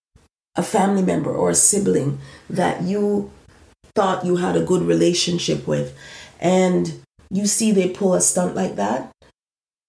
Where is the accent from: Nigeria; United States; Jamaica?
Jamaica; eastern Jamaica; moved away; when I went back home to Jamaica, I was far from where I'm originally from. I'm from the East.